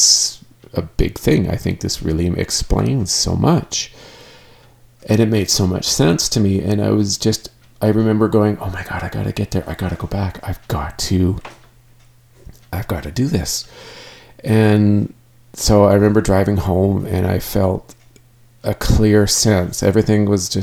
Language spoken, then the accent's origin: English; Canada; I am Canadian